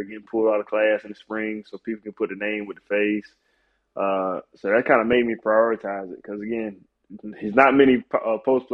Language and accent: English; Orangeburg, South Carolina, United States; growing up in Orangeburg